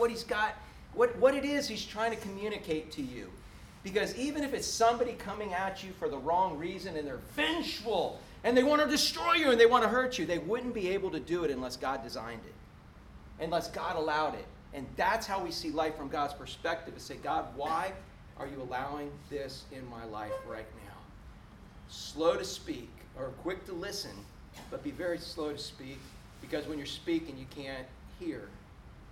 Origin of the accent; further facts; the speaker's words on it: Orlando, Florida, United States; I grew up in Orlando before there was a lick of concrete